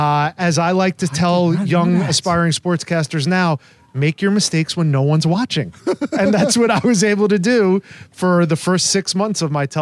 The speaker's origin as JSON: {"language": "English", "region": "New Jersey", "country": "United States", "tie": "born or raised there", "also_born_or_lived": "Montana / Syracuse, New York", "moved": "as an adult", "lives_now": "St. Petersburg, United States", "said": "I grew up in New Jersey. I grew up going to Madison Square Garden and Yankee Stadium and places like that."}